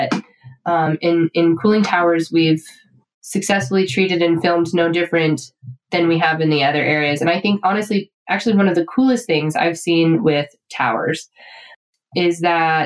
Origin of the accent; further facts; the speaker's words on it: Colorado, United States; I'm a kid from Colorado